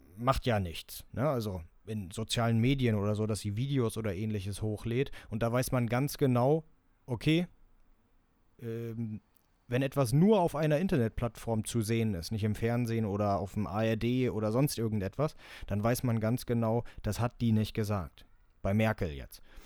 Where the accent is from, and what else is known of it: Germany